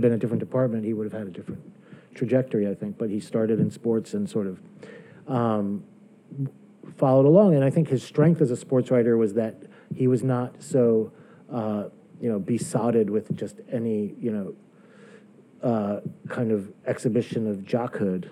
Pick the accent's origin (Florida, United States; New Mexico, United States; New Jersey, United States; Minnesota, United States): New Jersey, United States; Closter; moved away as an adult; now in New York, United States; I was born in New York, but I grew up in, in New Jersey